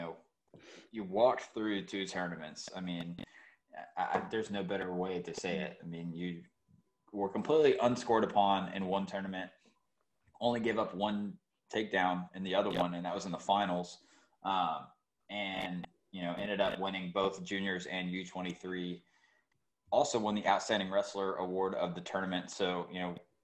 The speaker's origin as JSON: {"language": "English", "region": "Georgia", "country": "United States", "moved": "yes", "said": "I'm from Georgia"}